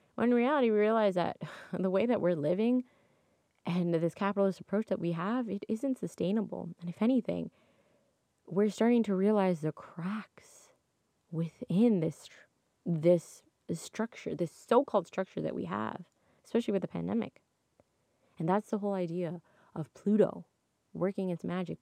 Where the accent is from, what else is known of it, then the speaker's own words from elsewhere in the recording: Toronto, Ontario, Canada; I'm from Toronto. And so, where I, I, born and raised in Toronto, true blue Toronto girl.